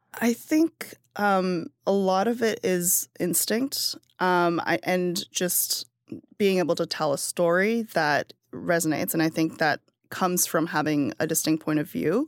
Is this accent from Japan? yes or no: no; China; now in United States; I produce everything in China in my hometown